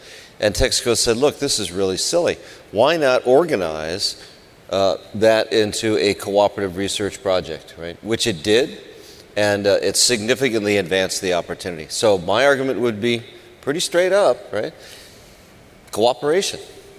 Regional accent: California, United States; See, it says SEG, and I'm from California.

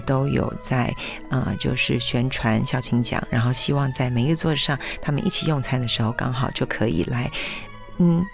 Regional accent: Taiwan; 我们台湾人 本身就比较含蓄

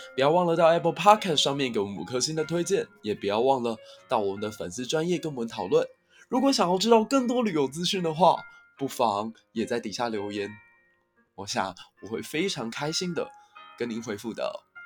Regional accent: Kaohsiung, Taiwan; 我家乡小港

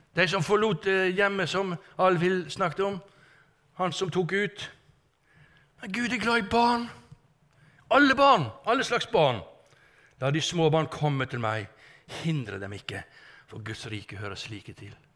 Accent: Strilelandet, Vestland, Norway; ute fra Strilelandet, der jeg kommer ifra

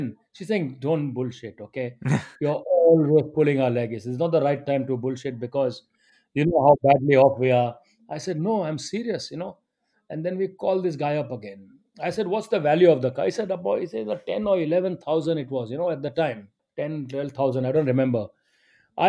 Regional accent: India; now in United Kingdom; I'm an Indian

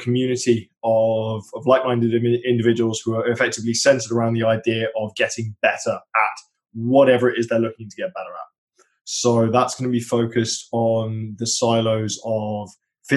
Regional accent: United Kingdom; being British

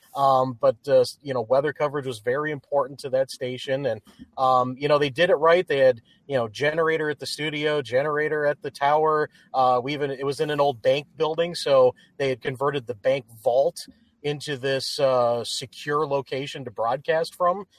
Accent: Upper Peninsula of Michigan, United States; I grew up in the Upper Peninsula of Michigan

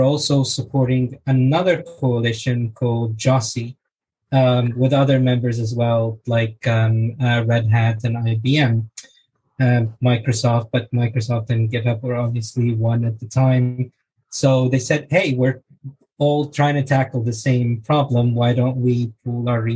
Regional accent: Egypt; now in London, United Kingdom; I live in London with my wife, and I'm originally from Egypt

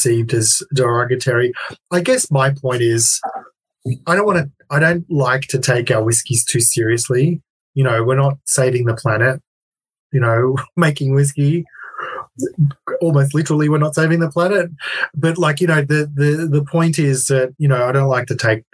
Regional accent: Melbourne, Victoria, Australia; in Melbourne, my hometown

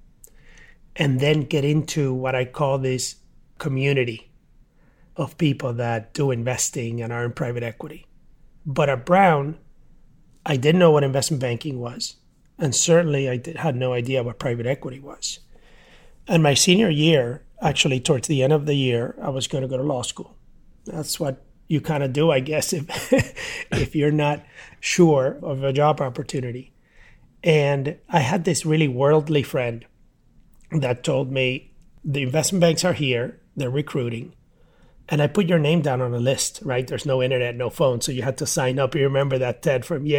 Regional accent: Mayagüez, Puerto Rico; I grew up in a small town in Puerto Rico, Mayagüez

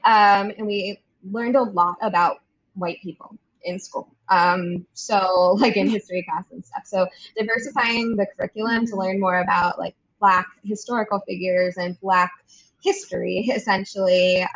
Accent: Maryland, United States; now in New York, United States; we're from Maryland

